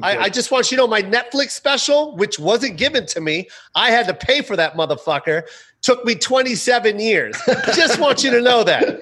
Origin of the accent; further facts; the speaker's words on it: Philippines; we've been speaking English for a hundred years now.